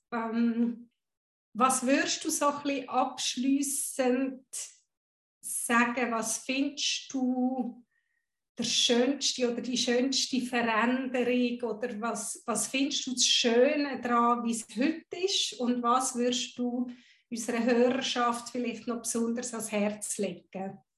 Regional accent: Guatemala; born there; first language Spanish; German is a second language; Ich bin in Guatemala geboren, habe Spanisch als tief verwurzelte Muttersprache irgendwo im System.

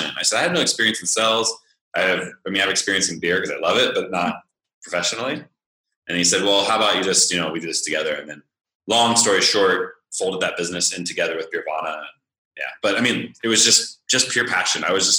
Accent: Northern California, United States; moved away as an adult; I'm from California, Northern California

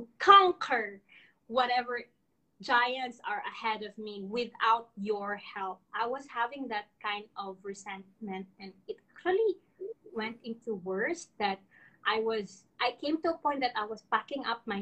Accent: Iloilo City, Western Visayas, Philippines; English is a second language; moved away as an adult; now in Subang Jaya, Malaysia; I am from Iloilo. I am here in Subang Jaya, Senangor, Malaysia

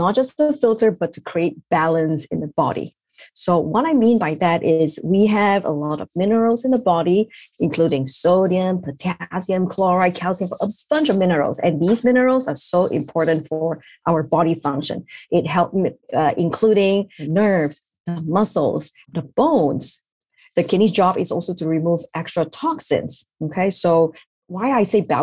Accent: Malaysia; moved away as an adult; also born or lived in Ireland / Pennsylvania, United States; now in New York, United States; I'm from Malaysia originally

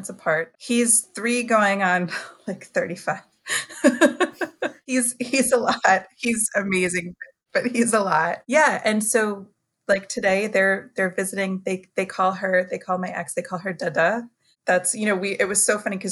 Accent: Worcester, Massachusetts, United States; also born or lived in Boston; I am from Worcester, Massachusetts, which is the Nipmuc territories and land

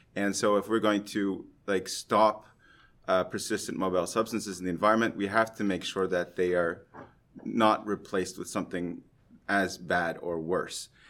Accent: Canada; now in Norway; I'm a Canadian who's been transplanted in Norway

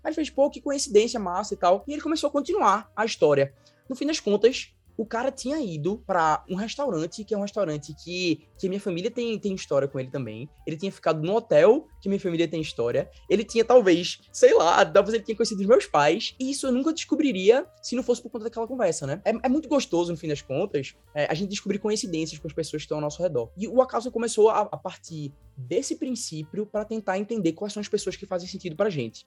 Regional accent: Recife, Pernambuco, Brazil; eu sou de Recife. Todo mundo percebe, né, por conta do sotaque e tudo mais

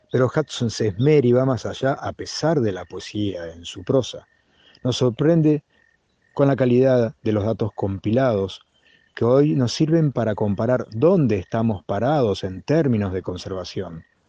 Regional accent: Argentina; also born or lived in Saladillo, Buenos Aires Province; argentino, 54 años, ornitólogo

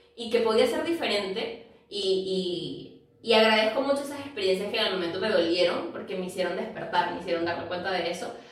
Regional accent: Venezuela; moved away as an adult; now in Lima, Peru; nosotras somos venezolanas, pero vivimos actualmente en Lima, Perú

